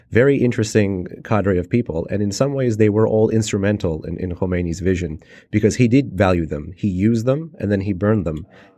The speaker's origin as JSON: {"language": "English", "town": "New York City", "region": "New York", "country": "United States", "tie": "born or raised there", "said": "I wanted to know why there was a kid named … growing up in Midtown Manhattan."}